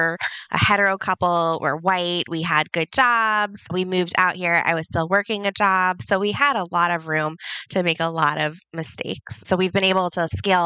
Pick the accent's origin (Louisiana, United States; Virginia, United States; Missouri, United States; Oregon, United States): Virginia, United States; moved away as an adult; also born or lived in New York City; now in East Windsor, United States; So I'm from Virginia originally.